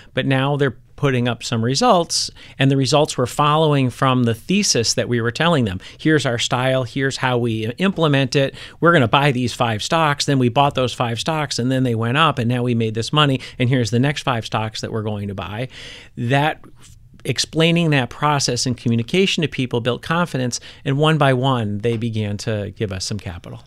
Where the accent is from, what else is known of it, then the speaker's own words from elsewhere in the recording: Milwaukee, Wisconsin, United States; moved away as an adult; the Midwest where I grew up, like, all the dads were home for dinner.